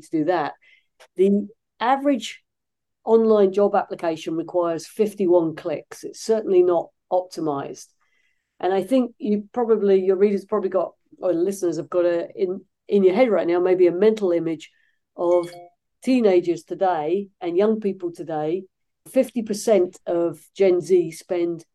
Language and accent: English; London, United Kingdom; now in Los Angeles, United States; I'm not originally from these parts, originally from the UK, but I've been living in the United States for most of my life at this point